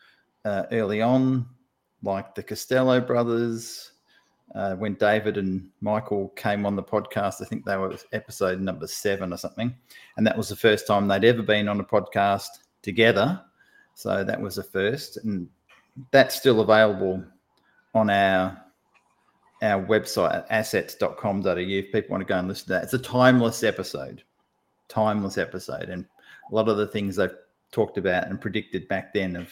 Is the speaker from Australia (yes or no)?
yes; Australia; accent: Australian; I'm sort of a fairly typical Aussie bloke